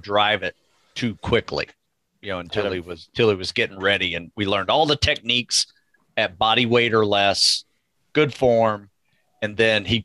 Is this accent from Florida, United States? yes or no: yes; North Florida, United States; I grew up in North Florida